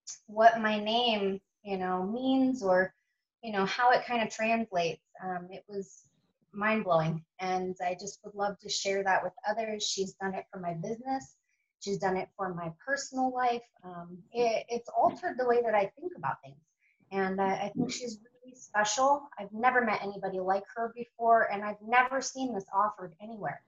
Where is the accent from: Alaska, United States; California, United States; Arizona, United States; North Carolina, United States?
Arizona, United States; Sedona; I'm from Sedona, Arizona